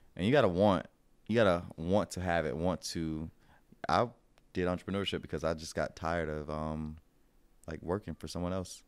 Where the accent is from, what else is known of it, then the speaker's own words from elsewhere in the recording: Florida, United States; I'm from Florida